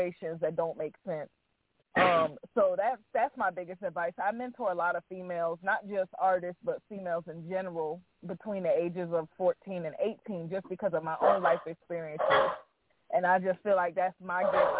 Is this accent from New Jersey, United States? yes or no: yes; East Orange, New Jersey, United States; now in North Carolina, United States; I'm from New Jersey originally, by the way. So I grew up born and raised in New Jersey, North New Jersey, East Orange, stand up. I'm born and raised.